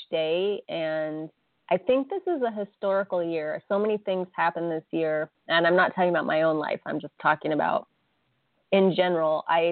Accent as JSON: {"language": "English", "country": "United States", "tie": "born or raised there", "said": "I grew up in America where, you know, Happy New Year is January 1st."}